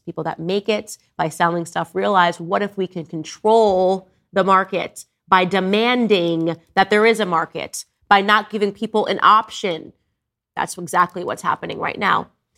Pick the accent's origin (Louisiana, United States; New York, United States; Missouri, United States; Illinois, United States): New York, United States; moved away; I was born in New York. My entire family lives in New York